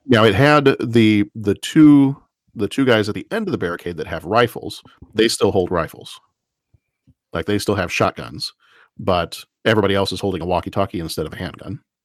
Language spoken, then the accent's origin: English; Texas, United States; growing up in Texas